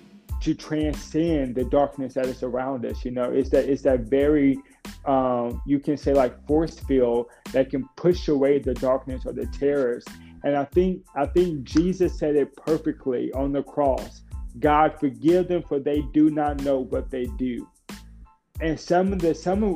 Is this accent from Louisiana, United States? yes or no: yes; Lake Charles, Louisiana, United States; since I was a young boy growing up in Lake Charles